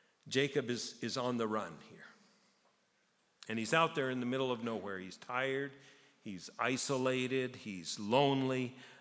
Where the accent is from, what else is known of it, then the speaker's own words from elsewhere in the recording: Japan; now in Canada; I grew up in Japan, and there's a saying in Japan that if you live in Japan and you never hike Mount Fuji, you're a fool.